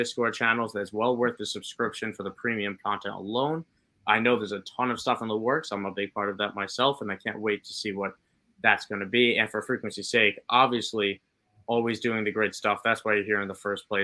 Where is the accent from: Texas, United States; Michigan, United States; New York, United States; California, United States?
New York, United States; as a New Yorker